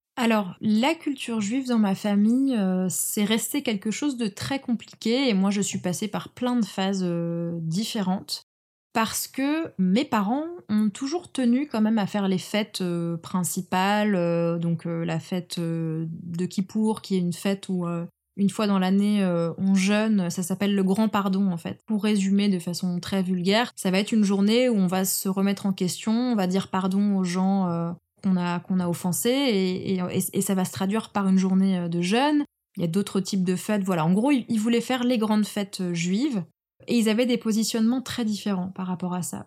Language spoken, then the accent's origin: French; France; la France, c'est le pays dans lequel je suis née